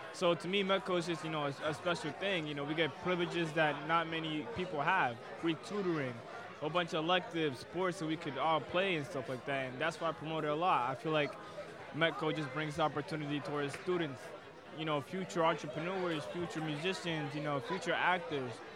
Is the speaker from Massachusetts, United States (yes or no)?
yes; Boston, Massachusetts, United States; also born or lived in Dominican Republic; I was born in Dominican Republic and raised in Boston